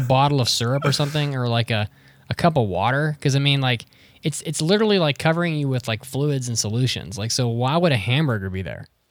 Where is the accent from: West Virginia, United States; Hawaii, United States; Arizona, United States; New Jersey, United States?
West Virginia, United States; northern; I'm from North West Virginia.